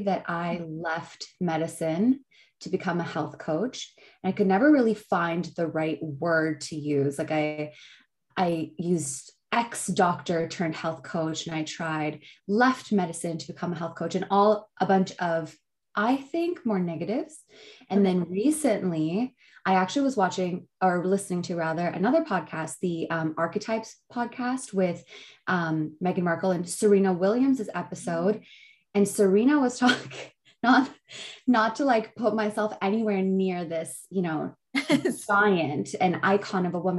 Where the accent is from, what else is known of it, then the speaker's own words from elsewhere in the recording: Pakistan; when you're growing up as a Pakistani, and obviously in a lot of other cultures, but I can only speak on mine.